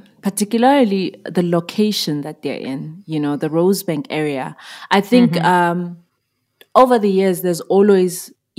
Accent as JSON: {"language": "English", "country": "Zimbabwe", "tie": "born or raised there", "moved": "as an adult", "lives_now": "South Africa", "said": "I'm originally from Zimbabwe. I was born and bred there. I moved to South Africa in 2011 to study and secretly to pursue music."}